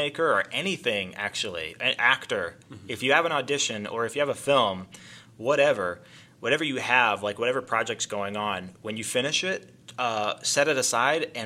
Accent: North Carolina, United States; I grew up in North Carolina. I grew up in the foothills of the Appalachian Mountains.

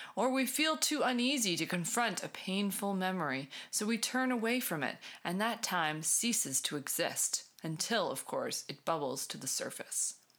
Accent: New England, United States; moved away; I'm originally from New England.

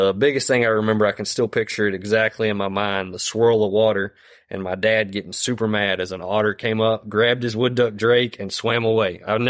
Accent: Texas, United States; moved away as an adult; now in Louisiana, United States; I was born and raised in Texas. Went to school in Texas, got the first job in Texas with TPWD.

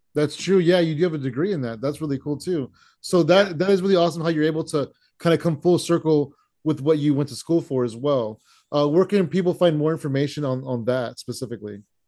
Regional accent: San Jose, California, United States; now in Tracy, United States; I'm born and raised in San Jose, uh, but I currently live in Tracy, which is kind of by Sacramento

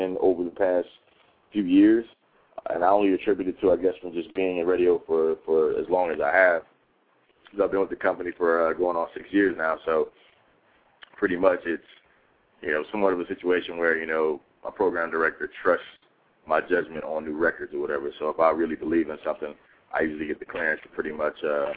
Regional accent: New Orleans, Louisiana, United States; I'm from New Orleans or whatever, so my main influence growing up was jazz music

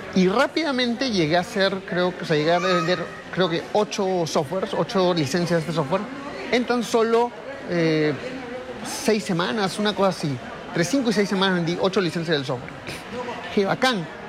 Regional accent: Peru; solo en mi país, mira, en Perú

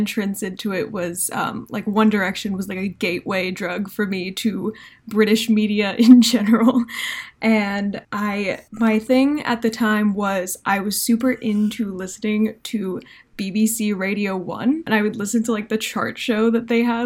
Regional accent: New Jersey, United States; I am from New Jersey

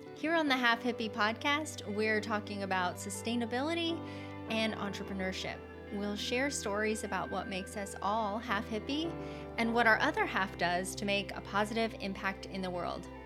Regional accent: Utah, United States; born or raised there; moved away; also born or lived in Olympia, Washington / Oregon

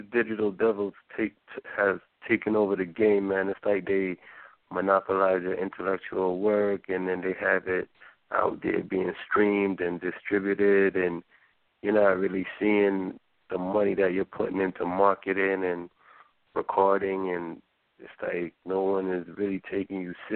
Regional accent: Waterford, Jamaica; also born or lived in Brooklyn, New York; now in New York, United States; I grew up in Waterford

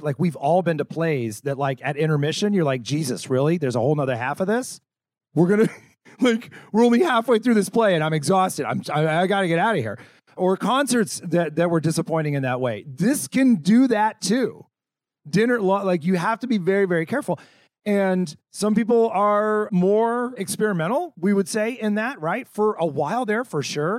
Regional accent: California, United States; moved away; I'm originally from California, and I went to school in Northern California

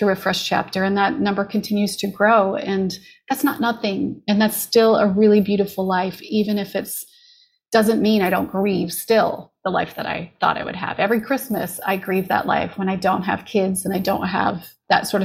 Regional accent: Canada; moved away as an adult; now in Los Angeles, United States; I'm a Canadian, was very grateful to be diagnosed in Canada

